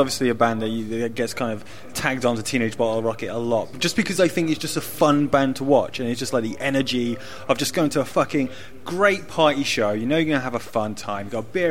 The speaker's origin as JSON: {"language": "English", "country": "United Kingdom", "said": "as an ignorant Brit"}